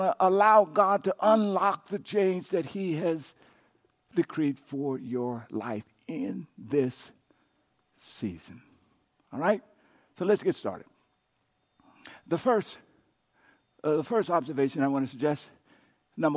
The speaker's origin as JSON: {"language": "English", "town": "Coushatta", "region": "Louisiana", "country": "United States", "tie": "born or raised there", "said": "I grew up in Coushatta, Louisiana"}